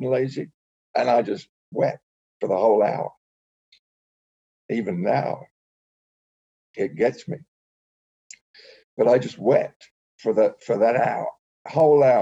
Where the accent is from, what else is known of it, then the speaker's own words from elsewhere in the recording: England, United Kingdom; I grew up in England